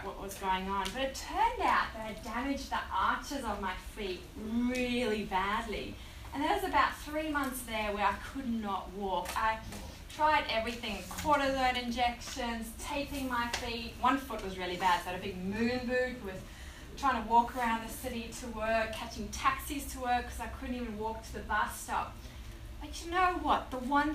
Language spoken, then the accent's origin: English; South Africa; now in Australia; So I was born in South Africa. You might hear my tiny little accents all there, but I've been here for 16 years.